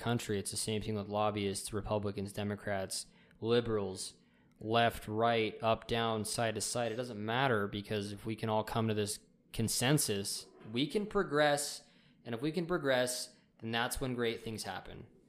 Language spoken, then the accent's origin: English; United States; as American citizens